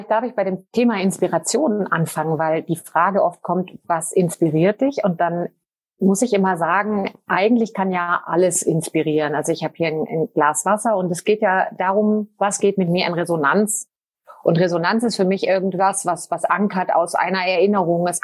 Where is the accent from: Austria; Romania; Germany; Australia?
Germany; Cologne, North Rhine-Westphalia; now in Switzerland; Ich bin ursprünglich Deutsche, Kölnerin und lebe aber seit einigen Jahren in der Schweiz.